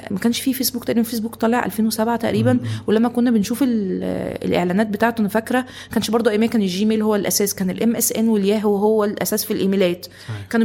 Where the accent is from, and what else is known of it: Tanta, Gharbia, Egypt; also born or lived in Cairo, Egypt